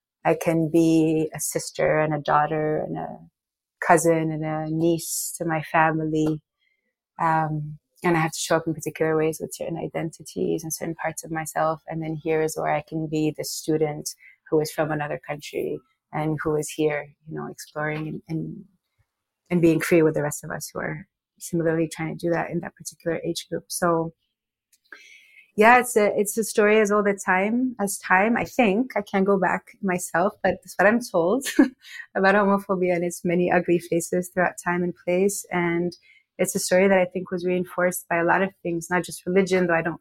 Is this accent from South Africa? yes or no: no; Morocco; moved away as an adult; now in United States; I'm from Morocco. I was raised in Morocco. I lived there my whole life until 17 when I came to the US for college